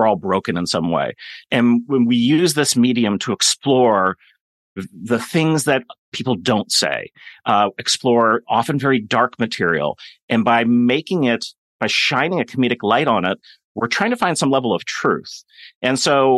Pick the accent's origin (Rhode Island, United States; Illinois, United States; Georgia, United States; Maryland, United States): Illinois, United States; Kenilworth; also born or lived in Boston; I grew up in Kenilworth, Illinois